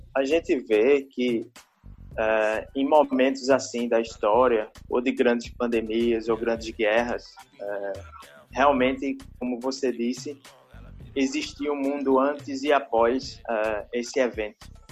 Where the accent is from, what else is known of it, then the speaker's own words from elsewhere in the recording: Recife, Pernambuco, Brazil; sou daqui do Recife